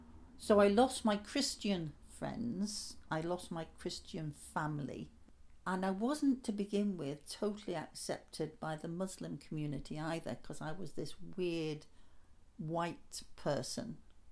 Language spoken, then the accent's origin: English; Lancashire, North West England, United Kingdom; moved away as an adult; also born or lived in Liverpool; now in Great Yarmouth, United Kingdom; I come from Lancashire, like going back generations. It actually said, when I had my DNA done, it said Northwest England, specifically Wigan. It actually said Wigan.